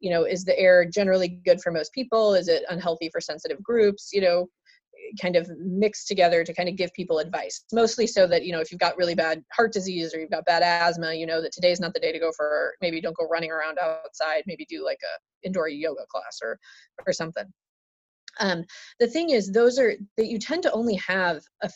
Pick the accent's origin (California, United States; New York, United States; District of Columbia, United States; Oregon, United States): Oregon, United States; I grew up in Oregon. I was born here.